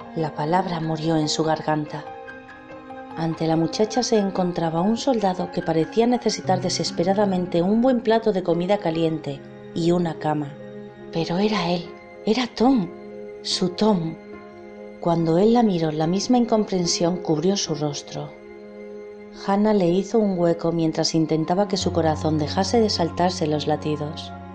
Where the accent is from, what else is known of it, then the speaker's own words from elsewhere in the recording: Spain; de España